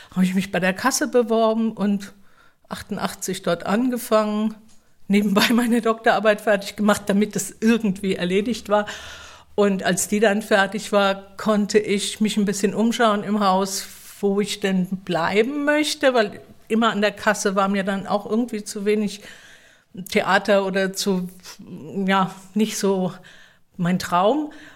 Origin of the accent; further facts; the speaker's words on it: Mannheim, Baden-Württemberg, Germany; ich bin tatsächlich hier in Mannheim geboren und in der Nähe aufgewachsen